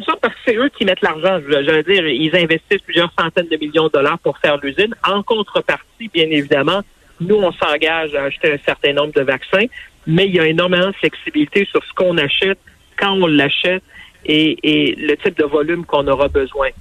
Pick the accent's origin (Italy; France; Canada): Canada; chez nous au Canada